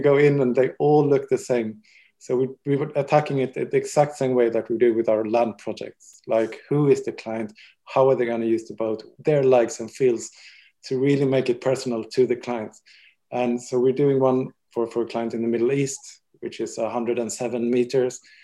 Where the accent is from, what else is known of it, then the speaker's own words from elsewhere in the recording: Sweden; also born or lived in Paris, France / Barcelona, Spain; now in London, United Kingdom; I'm I'm Swedish